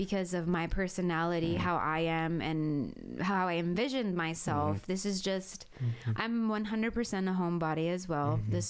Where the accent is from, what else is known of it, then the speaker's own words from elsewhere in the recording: California, United States; moved away as an adult; now in Mitchell County, United States; And when I tell my friends that I have back home, you know, California, I don't even consider it home anymore. And I feel like I've become more of a Mitchell-countian.